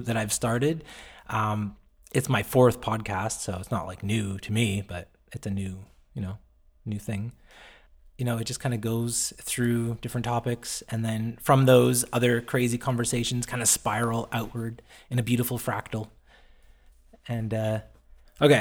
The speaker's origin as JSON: {"language": "English", "region": "East Coast of Canada", "country": "Canada", "said": "I'm from the East Coast of Canada, which was like along the Bible Belt"}